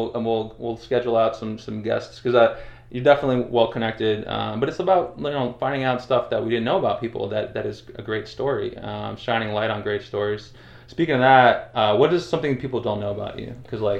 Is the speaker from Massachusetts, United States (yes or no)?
yes; Massachusetts, United States; I grew up in Mass, and obviously I kind of moved there right when the Pats started winning